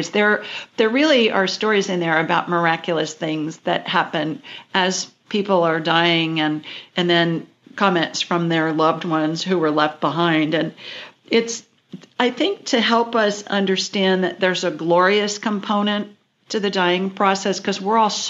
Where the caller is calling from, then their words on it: Minneapolis, Minnesota, United States; I'm calling in from Minneapolis tonight.